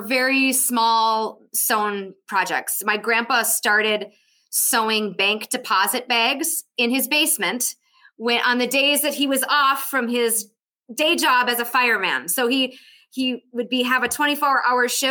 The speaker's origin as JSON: {"language": "English", "town": "Ironwood", "region": "Michigan", "country": "United States", "tie": "born or raised there", "said": "We're 2 hours from Minnesota. So, you know, that's where, as a kid, that's where we went for our back to school shopping"}